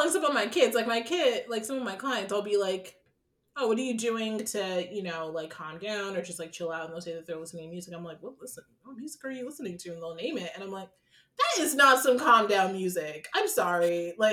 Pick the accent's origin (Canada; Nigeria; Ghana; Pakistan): Ghana; Like I love at the end of the day being Ghanaian and going to a Ghanaian party of some sort